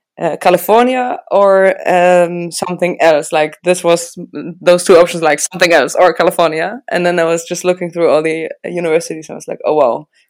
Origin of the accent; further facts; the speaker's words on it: Regensburg, Bavaria, Germany; Regensburg, which is my hometown.